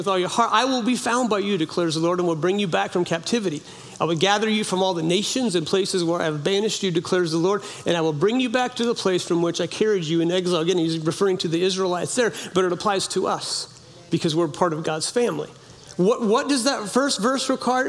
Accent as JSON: {"language": "English", "town": "Orleans", "region": "California", "country": "United States", "tie": "born or raised there", "moved": "yes", "said": "I grew up in a little logging town in Orleans, California, it's in the northern, very, very north"}